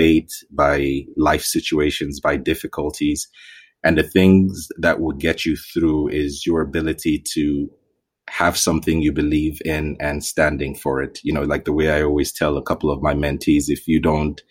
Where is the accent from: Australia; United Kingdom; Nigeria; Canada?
Nigeria; Zaria, Kaduna State; also born or lived in Ithaca, New York, United States; We all grew up in Zaria.